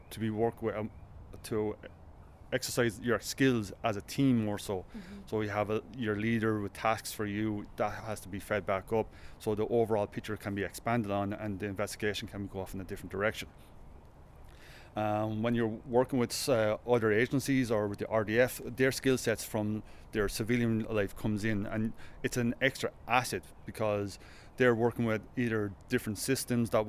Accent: Kilkenny, Leinster, Ireland; I'm from Kilkenny, I work in DFHQ CIS in Dublin

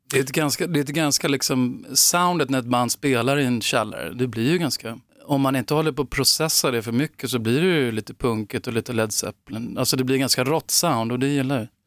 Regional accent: Upplands Väsby, Stockholm County, Sweden; jag växte upp i Väsby, Upplands Väsby utanför Stockholm

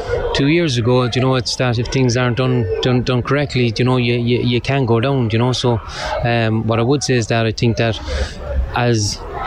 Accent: Cork, Munster, Ireland; I'm from Cork

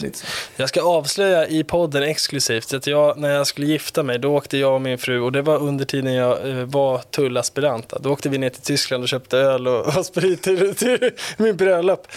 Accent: Stockholm, Stockholm County, Sweden; vi bodde i Gröndal

